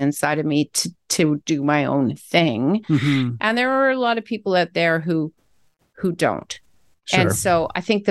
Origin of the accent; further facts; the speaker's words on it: Canada; I'm a Canadian citizen doing work in the States.